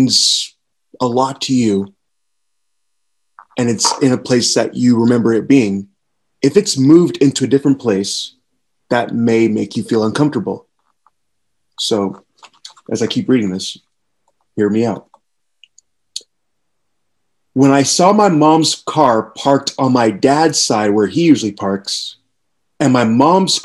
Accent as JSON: {"language": "English", "town": "Kingston", "country": "Jamaica", "tie": "born or raised there", "said": "growing up in Kingston, Jamaica"}